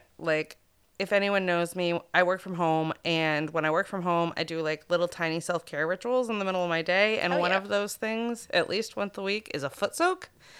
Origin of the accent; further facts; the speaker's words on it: Greenville, Maine, United States; was grown up at Junction Farm in Greenville, Maine, my hometown.